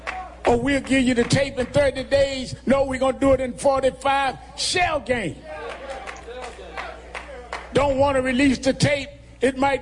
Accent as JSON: {"language": "English", "region": "New York", "country": "United States", "said": "I come from New York"}